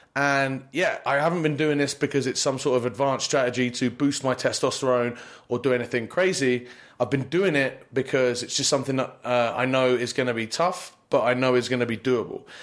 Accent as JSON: {"language": "English", "country": "United Kingdom", "also_born_or_lived": "Poland", "moved": "yes", "lives_now": "United States", "said": "being a British guy"}